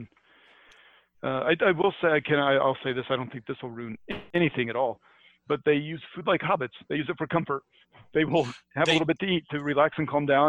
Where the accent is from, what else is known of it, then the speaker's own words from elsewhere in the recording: United States; I grew up in America